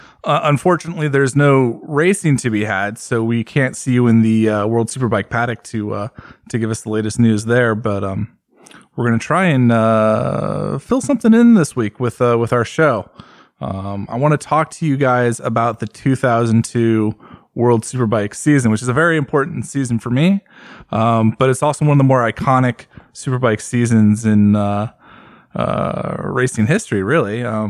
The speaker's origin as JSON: {"language": "English", "country": "United States", "said": "especially as an American"}